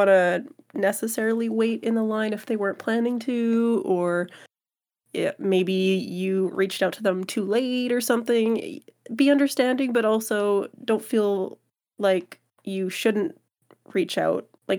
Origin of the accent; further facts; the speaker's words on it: Canada; but the discount as a Canadian, kind of worth it, in my opinion